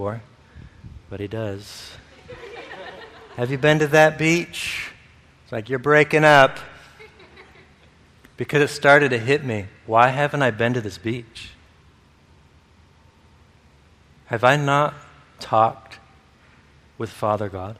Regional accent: Michigan, United States; this place where I grew up in Michigan

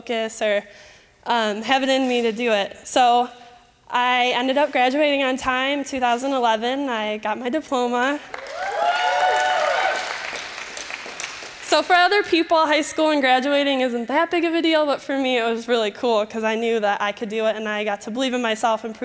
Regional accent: Michigan, United States; accent: Michigan; moved away; if at any time you hear my Michigan accent, please ignore it. Okay, so I grew up in Michigan

